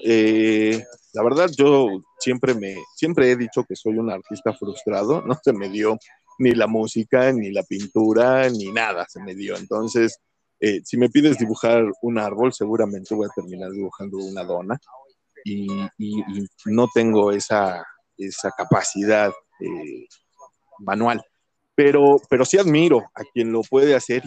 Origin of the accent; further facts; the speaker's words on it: Mexico; yo no había visto afros así, y menos en mi país